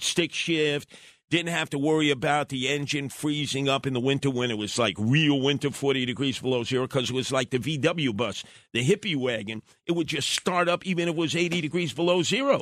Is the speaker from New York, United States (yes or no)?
yes; New York City, New York, United States; growing up in Brooklyn